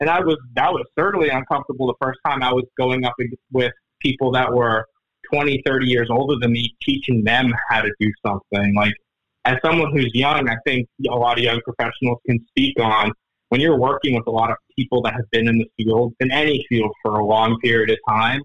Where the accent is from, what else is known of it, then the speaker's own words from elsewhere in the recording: Maryland, United States; also born or lived in Virginia; now in Annapolis, United States; I grew up in Maryland. I went to college in Virginia.